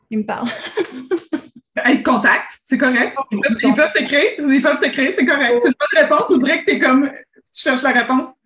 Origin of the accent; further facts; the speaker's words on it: Thetford Mines, Quebec, Canada; Tetford Mines.